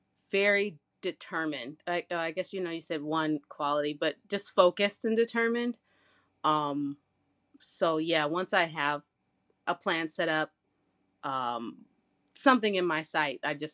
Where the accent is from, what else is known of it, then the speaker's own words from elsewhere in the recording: Michigan, United States; I am from Michigan. I live in Canton, Michigan. And some people, well, I call it IKEA land. If anybody's like trying to understand where I'm at in the little mitten, it's near Ann Arbor.